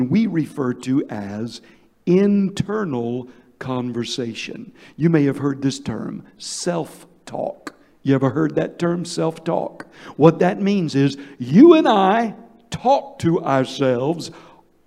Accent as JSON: {"language": "English", "region": "Georgia", "country": "United States", "said": "I'm from Georgia. We've got what you call sweet tea"}